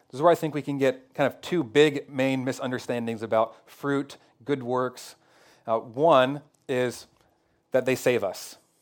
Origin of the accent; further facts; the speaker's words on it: Northwest America, Pacific Northwest, United States; American Christians, especially maybe Northwest American Christians.